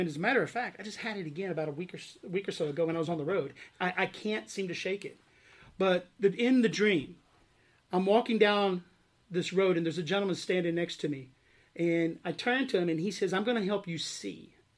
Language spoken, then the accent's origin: English; Arkansas, United States; moved away as an adult; I grew up in Arkansas. Uh, I was born and raised there on a farm, actually, uh, and lived there until I graduated high school